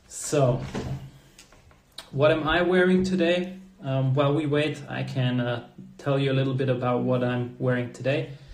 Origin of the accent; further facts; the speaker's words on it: Hong Kong; I grew up in in Hong Kong